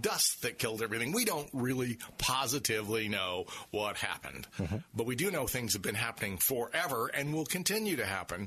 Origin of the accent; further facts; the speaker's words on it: St. Petersburg, Florida, United States; I grew up in Northeast St. Pete